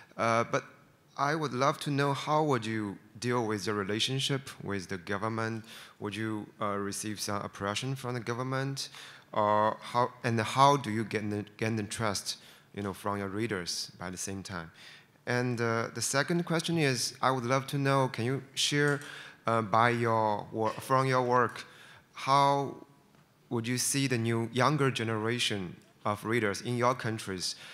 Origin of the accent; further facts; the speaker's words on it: China; I'm from China